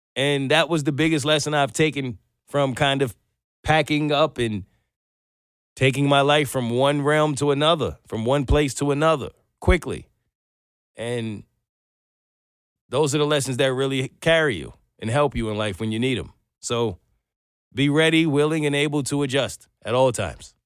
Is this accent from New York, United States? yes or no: yes; New York, United States; moved away as an adult; now in Atlanta, United States; As a New Yorker, or I think for anyone who's kind of moved from up north to down south